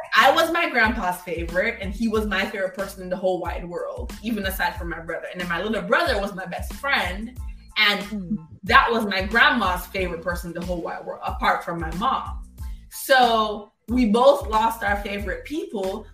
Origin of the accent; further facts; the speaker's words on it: Kingston, Jamaica; moved away; also born or lived in Florida, United States; I'm a Jamaican kid